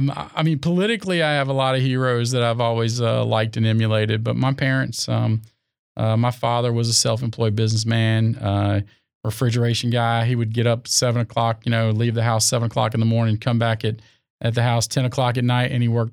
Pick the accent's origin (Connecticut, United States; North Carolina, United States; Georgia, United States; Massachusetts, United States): North Carolina, United States; Raleigh; I'm born here from Raleigh, North Carolina. I was born at Old Rex Hospital. I grew up in a small area called Wake Crossroads, which is just a little north of town.